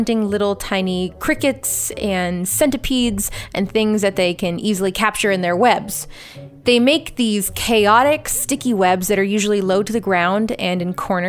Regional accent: Southern California, United States; the area where I grew up in Southern California

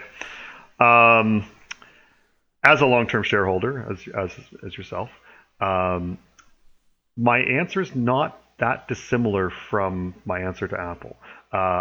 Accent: Canada; speaking as a Canadian here

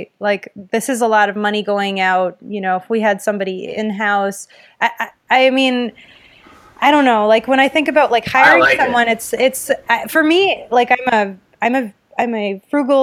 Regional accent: Windsor, Ontario, Canada; I'm from Windsor, Ontario

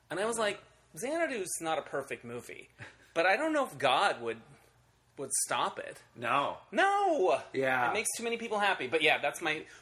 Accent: Holbrook, Arizona, United States; now in Los Angeles, United States; Uh, Arizona originally, Oh, where in Arizona. Uh, a little town called Holbrook, with one theater, the Roxy Theater, that I used to go

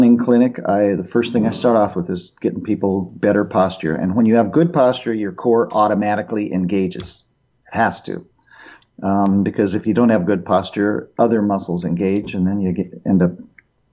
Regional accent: Boulder, Colorado, United States; moved away as an adult; I grew up in Boulder

